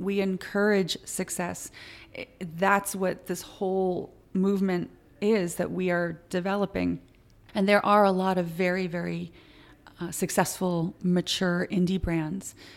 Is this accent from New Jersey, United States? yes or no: no; Connecticut, United States